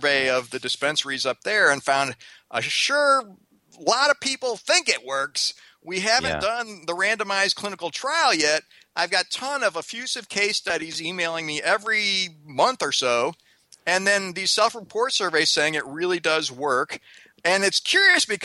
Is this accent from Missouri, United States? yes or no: yes; Missouri, United States; I grew up in Missouri